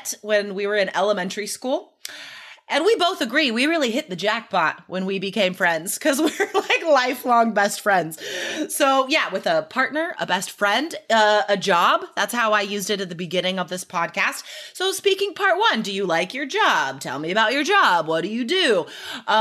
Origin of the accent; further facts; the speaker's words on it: Nevada, United States; I grew up in Nevada